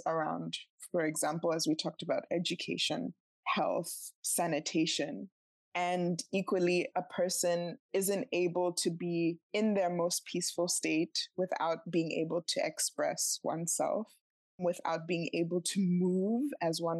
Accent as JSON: {"language": "English", "country": "Botswana", "tie": "born or raised there", "said": "I grew up in Botswana"}